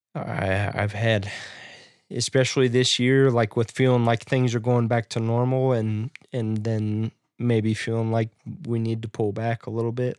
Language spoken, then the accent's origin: English; Nebraska, United States; moved away; in my hometown